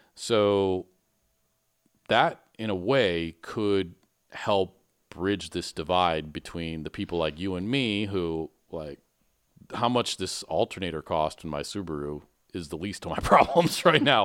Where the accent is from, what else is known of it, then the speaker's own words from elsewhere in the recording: Michigan, United States; growing up in Michigan